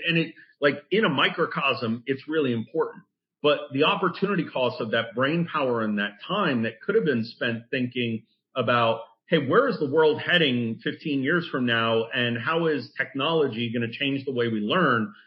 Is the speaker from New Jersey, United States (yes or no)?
yes; New Jersey, United States; I'm from Jersey